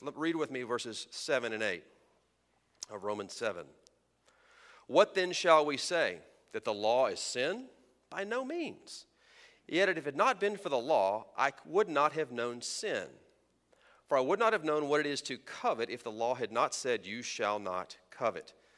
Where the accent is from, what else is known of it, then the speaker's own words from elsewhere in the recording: Texas, United States; I was raised in Texas in the Sun Belt